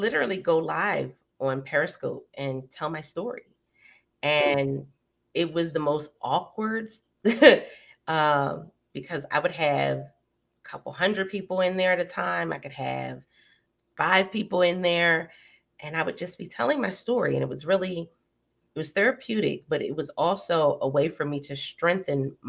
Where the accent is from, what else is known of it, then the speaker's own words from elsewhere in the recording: Philadelphia, Pennsylvania, United States; moved away as an adult; now in Maryland, United States; I was originally from Philly.